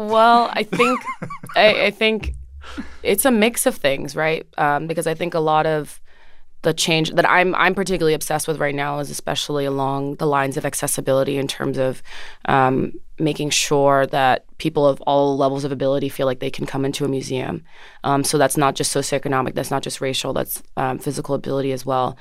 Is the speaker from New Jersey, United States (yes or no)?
yes; Orange, New Jersey, United States; I grew up in Jersey, in Orange, New Jersey, um, which is fifteen minutes outside of Newark, New Jersey